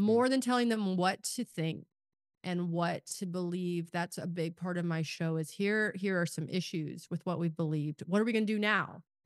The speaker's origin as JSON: {"language": "English", "region": "Kansas", "country": "United States", "tie": "born or raised there", "said": "I live in Kansas now, I grew up in Kansas"}